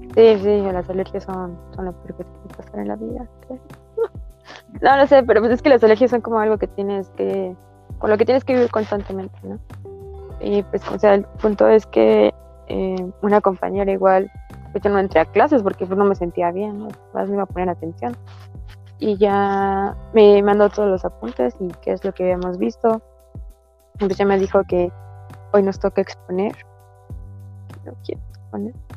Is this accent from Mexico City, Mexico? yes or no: no; Tapachula, Chiapas, Mexico; moved away; soy de Tapachula